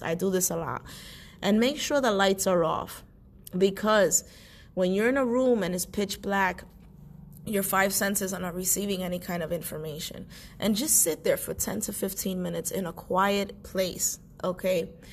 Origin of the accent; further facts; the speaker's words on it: New York City, New York, United States; I was born and raised in New York City